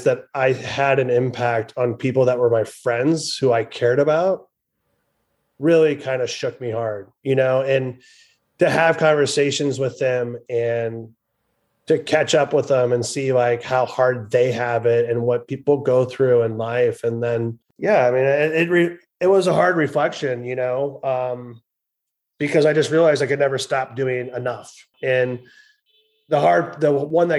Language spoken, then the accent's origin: English; Iowa, United States; I grew up in Iowa